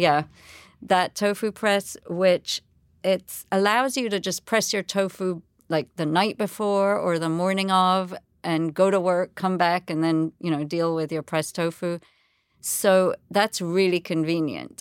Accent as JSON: {"language": "English", "country": "Jamaica", "tie": "born or raised there", "also_born_or_lived": "England", "moved": "yes", "said": "And I was born in Jamaica. I've lived, you know, I was, grew up there my whole life, um, apart from boarding school in England."}